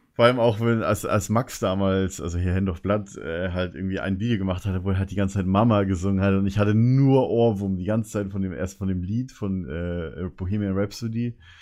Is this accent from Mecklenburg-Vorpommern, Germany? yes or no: no; a village between Munich and Dachau, Bavaria, Germany; now in Berlin, Germany; in meinem Dorf, wo ich herkomme, Kaff, das war direkt zwischen München und Dachau